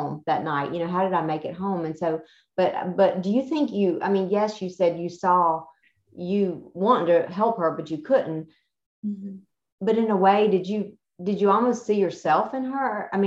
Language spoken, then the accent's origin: English; the South, United States; where we're raised and how we were raised in the South